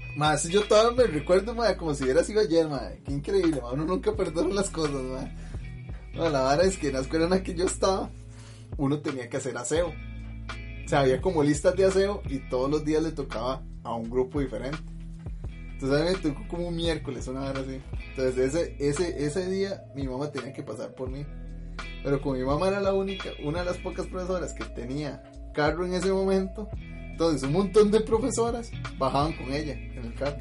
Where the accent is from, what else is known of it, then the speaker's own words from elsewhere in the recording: Pérez Zeledón, San José, Costa Rica; now in San José, Costa Rica; allá en Pérez, donde yo vivía